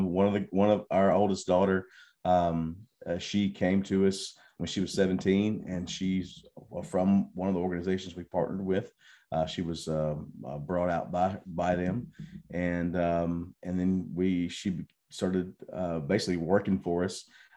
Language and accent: English; Mississippi, United States; now in Thailand; Yeah, I'm from Mississippi. My wife will not claim me from Mississippi.